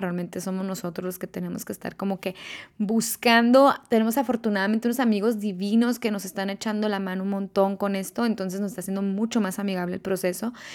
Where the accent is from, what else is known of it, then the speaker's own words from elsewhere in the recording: Mexico; moved away as an adult; also born or lived in Quito, Ecuador / Muscat, Oman; now in Dubai, United Arab Emirates; la primera vez que salí del país, de México, fuimos a vivir a Quito